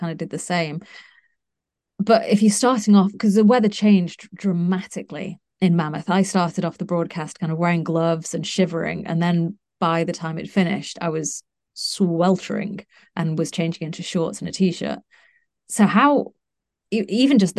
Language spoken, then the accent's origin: English; United Kingdom; I'm British